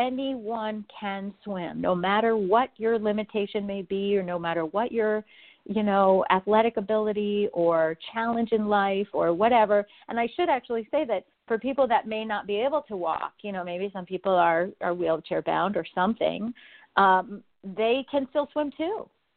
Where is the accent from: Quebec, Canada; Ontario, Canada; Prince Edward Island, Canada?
Quebec, Canada; Montreal; now in Los Angeles, United States; I mean, I kind of consider myself to be one because we moved to California in the 70s, but I'm actually Canadian. I'm from Montreal.